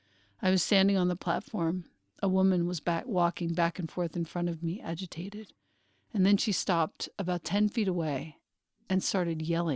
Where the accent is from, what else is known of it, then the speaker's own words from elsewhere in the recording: Philippines; Oh, no, but I'm Filipino. Please get your racism right.